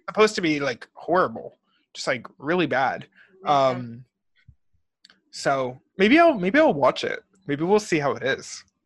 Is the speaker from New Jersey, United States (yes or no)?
yes; New Jersey, United States; we're both from Jersey.